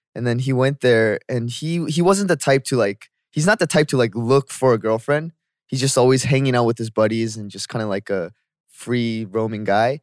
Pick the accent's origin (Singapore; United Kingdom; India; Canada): Canada; moved away as an adult; now in South Korea; growing up in Canada